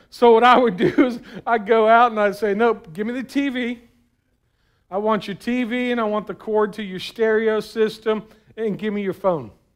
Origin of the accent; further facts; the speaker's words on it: South Florida, United States; I was from South Florida, man. We didn't put on any extra clothes. It was always too hot